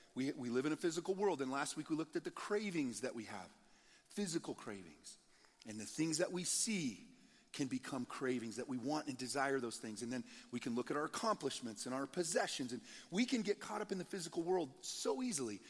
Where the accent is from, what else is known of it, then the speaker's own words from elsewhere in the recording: Nebraska, United States; moved away as an adult; also born or lived in Colorado; We were from Nebraska originally